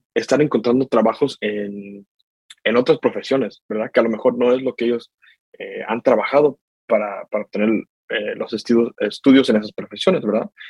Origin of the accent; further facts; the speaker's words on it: Knoxville, Tennessee, United States; also born or lived in Guadalajara, Mexico; yo nací en Guadalajara, México. Eh, yo y mi mamá nos venimos acá a los Estados Unidos en el año 2000, donde hemos estado en Knoxville, Tennessee, desde ese tiempo. Eh, ahí es donde yo crecí